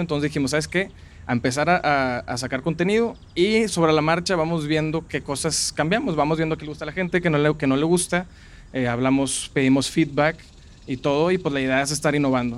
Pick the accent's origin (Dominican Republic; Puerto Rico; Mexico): Mexico; Monterrey, Nuevo León; soy de aquí de Monterrey toda la vida